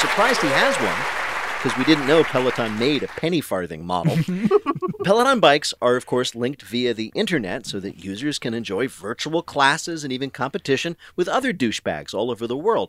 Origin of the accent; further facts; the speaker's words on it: New Jersey, United States; Now, I am from New Jersey, as I occasionally mention.